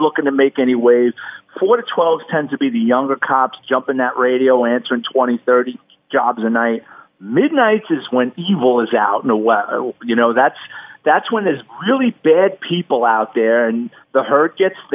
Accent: New York City, New York, United States; Catholic high school and growing up in the Bronx

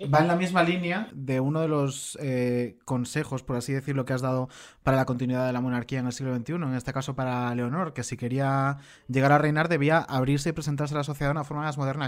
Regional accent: Galicia, Spain; Con sentidiño, que dicen en mi tierra.

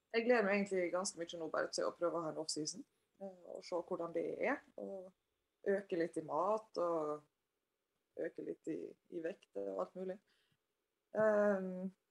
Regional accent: Sunnmøre, Møre og Romsdal, Norway; jeg er sunnmøring sjøl

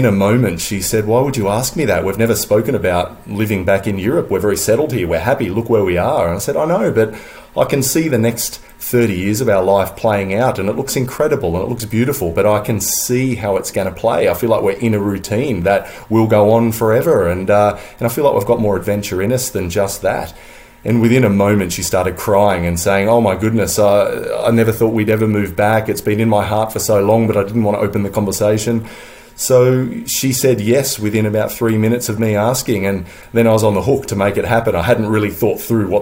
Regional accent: Sydney, New South Wales, Australia; moved away as an adult; now in London, United Kingdom; I'm an Aussie surfer. You know, I grew up on the beach, on the northern beaches of Sydney, right around Manly

